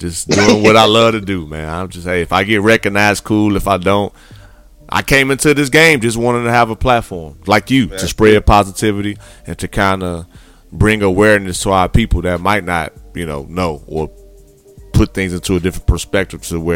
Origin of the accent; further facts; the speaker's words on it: Gary, Indiana, United States; I grew up in Gary, Indiana, mom had me at 16